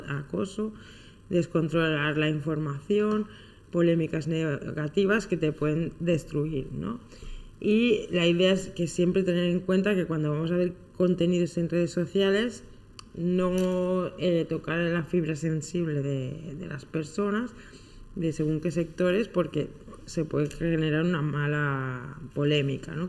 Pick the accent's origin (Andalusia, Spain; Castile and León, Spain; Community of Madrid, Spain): Castile and León, Spain; Soria; cerca de mi pueblo, en Soria